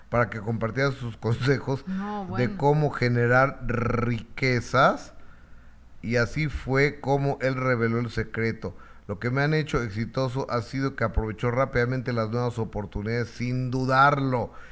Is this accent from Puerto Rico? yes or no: no; Mexico; yo no quiero el tren Maya y soy mexicana, no todos estamos de acuerdo.